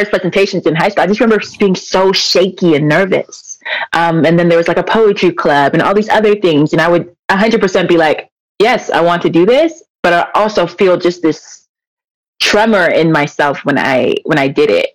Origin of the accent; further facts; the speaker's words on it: Elk Grove, California, United States; I'm from the Elk Grove. So Sac County, not Sac proper. So yeah. I went to school in Elk Grove over right here